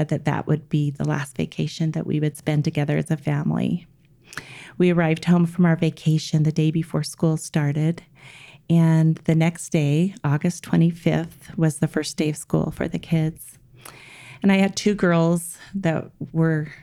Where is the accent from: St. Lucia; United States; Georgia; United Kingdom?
United States; Salt Lake City, Utah; I was born and raised in the Mill Creek area in Salt Lake City, Utah.